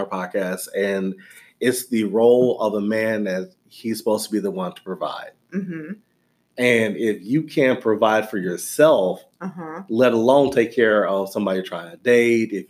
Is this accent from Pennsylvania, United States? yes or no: no; Louisiana, United States; moved away as an adult; now in Texas, United States; I grew up in Louisiana